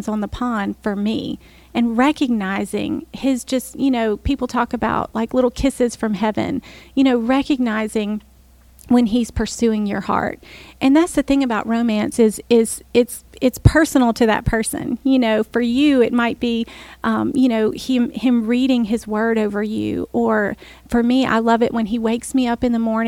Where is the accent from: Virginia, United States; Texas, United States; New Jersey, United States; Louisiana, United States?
Louisiana, United States; New Orleans; I'm from New Orleans